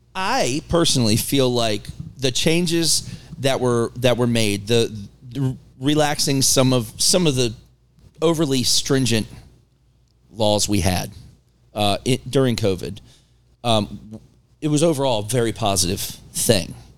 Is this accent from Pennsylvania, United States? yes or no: no; Maryland, United States; also born or lived in Virginia / West Virginia; now in North Carolina, United States; I grew up in there in Maryland